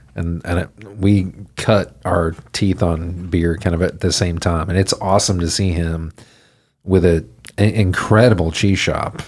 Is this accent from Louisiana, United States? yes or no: no; Houston, Texas, United States; also born or lived in Denton / New York; I grew up in Houston.